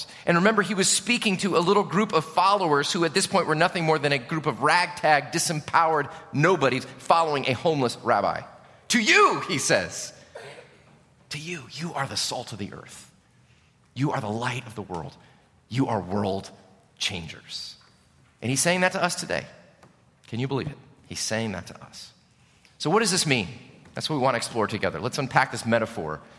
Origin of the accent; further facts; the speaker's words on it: Chicago, Illinois, United States; moved away; I'm from Chicago